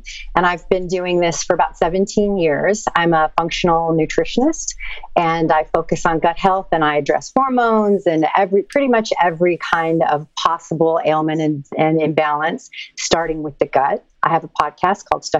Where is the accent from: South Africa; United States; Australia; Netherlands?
United States; Santa Fe, New Mexico; now in Venice, United States; From New Mexico. I'm from Santa Fe.